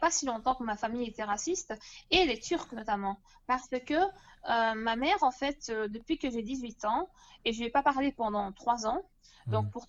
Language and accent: French; Turkey; Euh, je suis turque.